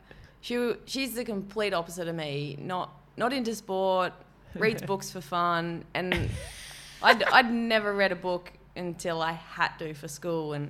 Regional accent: Gold Coast, Queensland, Australia; accent: ocker English Aussie accent; also born or lived in Adelaide, South Australia / Coolangatta, Queensland; I grew up on the Gold Coast

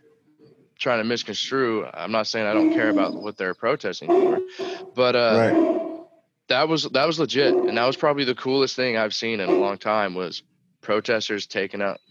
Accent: United States; I'm an American

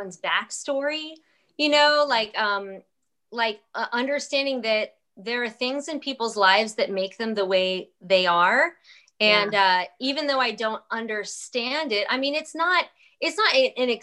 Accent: New York, United States; now in South Carolina, United States; I am a New Yorker.

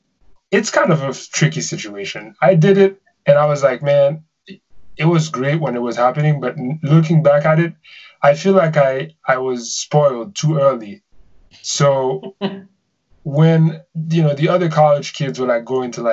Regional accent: Haiti; moved away as an adult; now in New York, United States; I was born in New York. Then I moved back to Haiti at like the age of one or two.

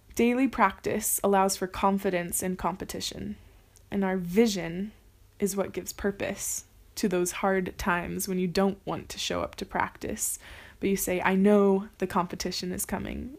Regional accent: California, United States; moved away as an adult; now in Paris, France; I am from California, the United States, and I've been in Paris for 10 months

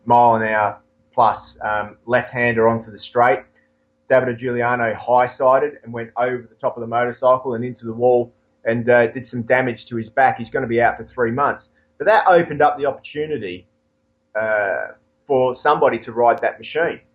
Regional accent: Australia; us Australians speaking as Australian

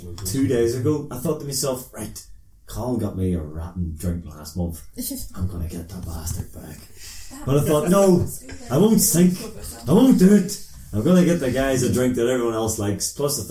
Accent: Derry, Northern Ireland, United Kingdom; we're from Derry

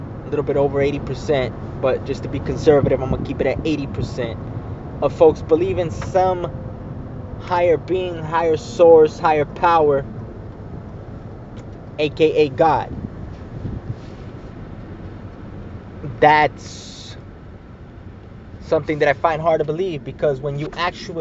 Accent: United States; I am a Mexican, born in America, so I'm an American. Some call me a pocho.

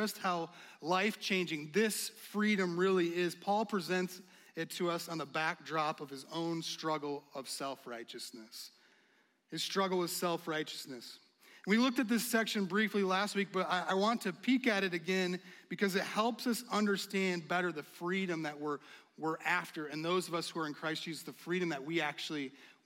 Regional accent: United States; as an American

